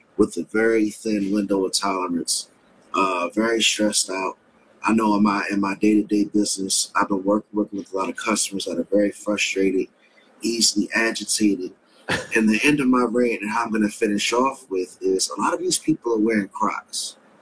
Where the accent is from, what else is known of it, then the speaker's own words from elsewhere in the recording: Washington, District of Columbia, United States; my hometown